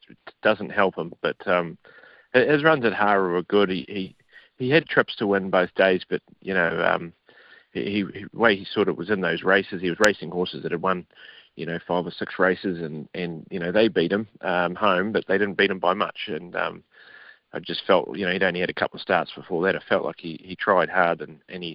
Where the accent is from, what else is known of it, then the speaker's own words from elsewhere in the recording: New Zealand; moved away; back at home